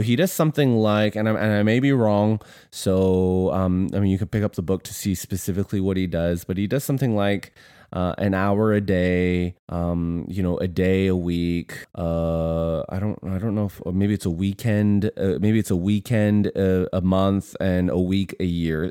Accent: Canada; moved away as an adult; now in United States; we are Canadian

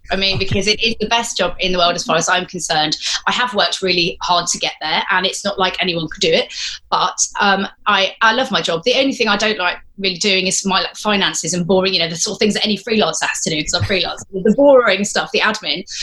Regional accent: Exeter, South West England, United Kingdom; also born or lived in United States / Scotland; So I lived partly in the United States, part different parts of Scotland. But I did spend 10 years in Exeter between the ages of 8 and 18. So Devon really felt like home primarily.

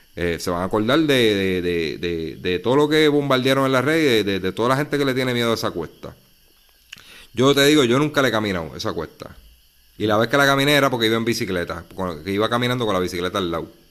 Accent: Puerto Rico; nosotros los puertorriqueños, unos por acá, otros por allá

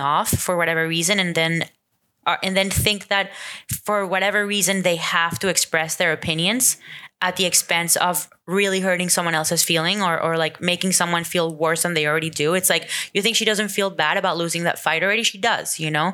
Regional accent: Venezuela; moved away; growing up in Venezuela

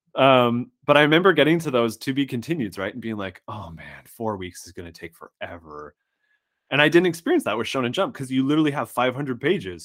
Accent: Saskatchewan, Canada; I grew up in what's essentially a nine months out of the year, it's winter s, town. surrounded by indigenous reservations in Saskatchewan, Canada

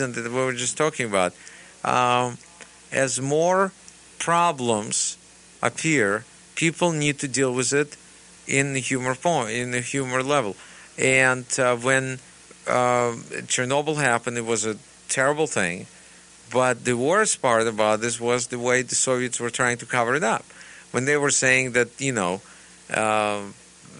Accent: Russia; English is a second language; now in United States; still a Russian person

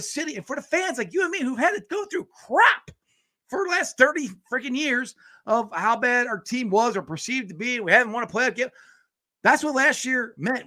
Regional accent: Cincinnati, Ohio, United States; I'm from Cincinnati

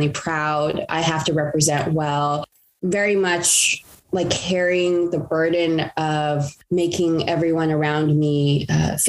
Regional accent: Los Angeles, California, United States; I grew up in the San Gabriel Valley of Los Angeles, California

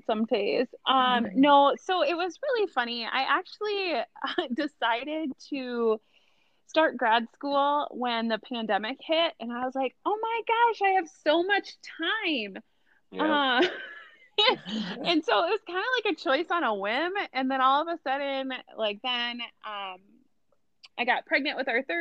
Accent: Rosemount, Minnesota, United States; moved away as an adult; also born or lived in Mankato, Minnesota; now in Quad Cities, United States; I grew up in Rosemont, which is a south suburb of the Twin Cities area

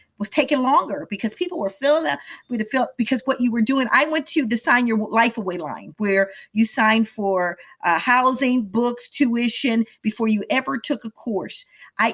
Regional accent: Midwest, United States; moved away as an adult; also born or lived in Washington, D.C. / Atlanta; I grew up in the Midwest

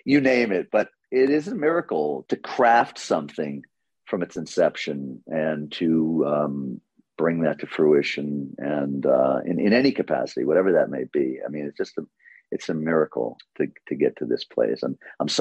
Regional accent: New York City, New York, United States; growing up in Queens and New York through the 70s through the 90s

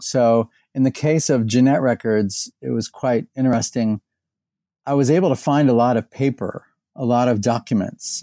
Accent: Indianapolis, Indiana, United States; moved away as an adult; also born or lived in Bowling Green, Ohio / Texas; now in Louisville, United States; I was born in Indiana. I grew up in and around Indianapolis

